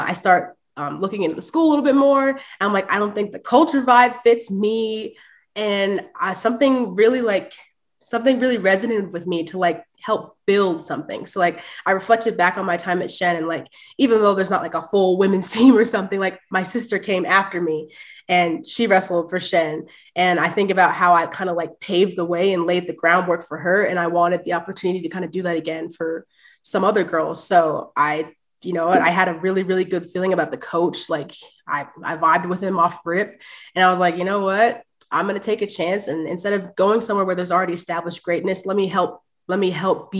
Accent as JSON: {"language": "English", "town": "Clifton Park", "region": "New York", "country": "United States", "tie": "born or raised there", "said": "I grew up in Clifton Park"}